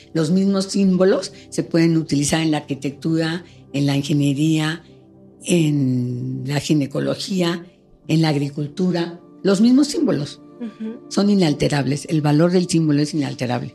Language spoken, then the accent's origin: Spanish; Mexico; estamos muy cerca de los Estados Unidos, estamos muy alejados de Sudamérica